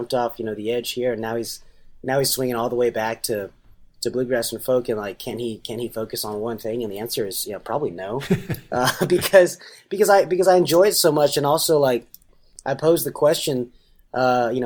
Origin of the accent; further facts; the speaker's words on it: Nashville, Tennessee, United States; my community growing up in Nashville